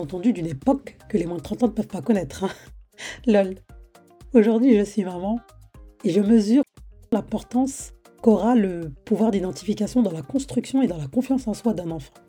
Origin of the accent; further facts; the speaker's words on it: France; Je suis née et j'ai grandi en France